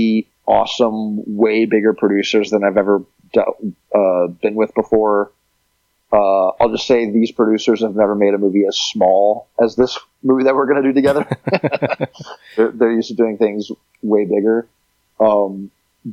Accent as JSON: {"language": "English", "region": "Texas", "country": "United States", "tie": "born or raised there", "also_born_or_lived": "Montreal, Canada", "said": "growing up in Texas"}